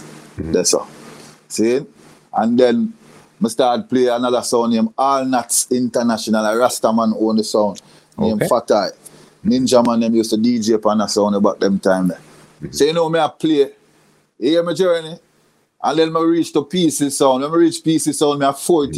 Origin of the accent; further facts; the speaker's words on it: Montego Bay, Saint James, Jamaica; I was born and raised in Moby, mm-hmm. Montego Bay, Jamaica